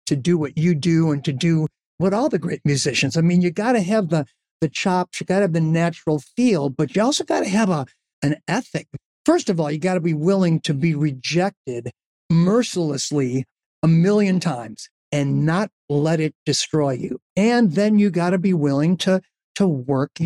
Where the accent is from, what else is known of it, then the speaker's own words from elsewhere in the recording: Chicago, Illinois, United States; being from Chicago